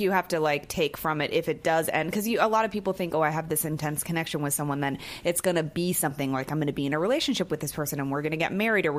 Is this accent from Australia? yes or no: no; Bay Area, California, United States; moved away; I'm from the Bay Area.